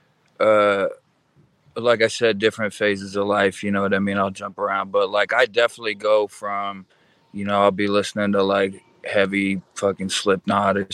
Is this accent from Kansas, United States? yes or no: no; Iowa, United States; I'm from Iowa